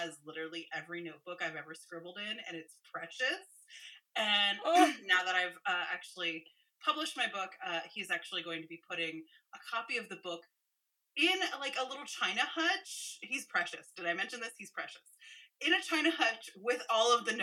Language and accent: English; San Francisco, California, United States; I grew up in San Francisco in California